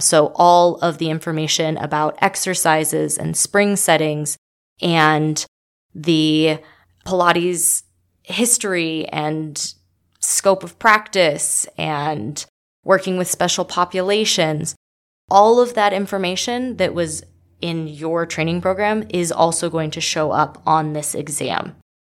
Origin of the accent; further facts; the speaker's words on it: Las Vegas, Nevada, United States; I'm from Vegas